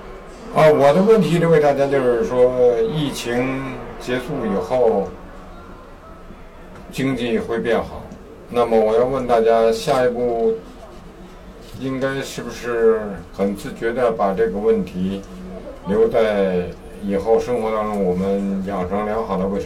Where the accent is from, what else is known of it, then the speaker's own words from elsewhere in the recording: Beijing, China; 你好，我来自北京，今天晚上抽空来看看新的首场演出的话剧。